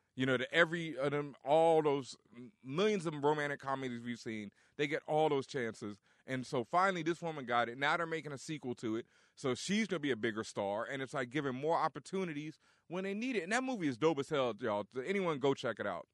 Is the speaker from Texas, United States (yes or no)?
yes; Texas, United States; I'm from Texas.